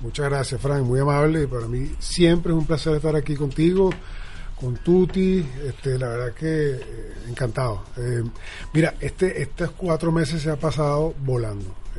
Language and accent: Spanish; Venezuela; also born or lived in South Florida; now in United States; somos todos venezolanos y que de alguna manera vivamos acá